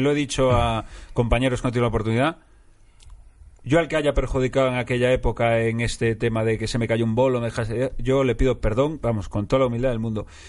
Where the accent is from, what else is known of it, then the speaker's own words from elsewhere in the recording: Galicia, Spain; now in Madrid, Spain; soy gallego